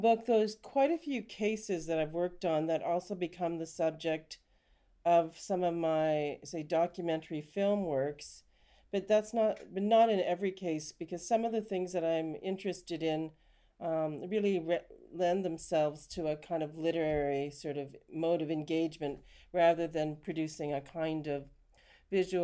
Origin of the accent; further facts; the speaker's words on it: Canada; now in United Kingdom; You can probably tell from my accent, I'm actually from Canada.